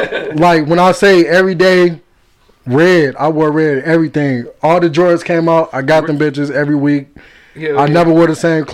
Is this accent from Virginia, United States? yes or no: no; Detroit, Michigan, United States; I'm from the East.